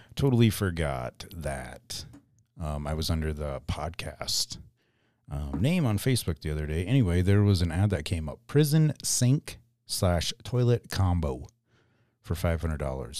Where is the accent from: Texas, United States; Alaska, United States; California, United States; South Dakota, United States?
South Dakota, United States; Mitchell; born or raised there